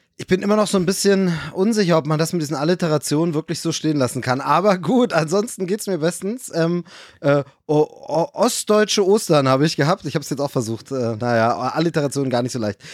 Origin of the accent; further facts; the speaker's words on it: Germany; moved away; in meiner Heimatregion dort gibt, im, im, äh, in der Lausitz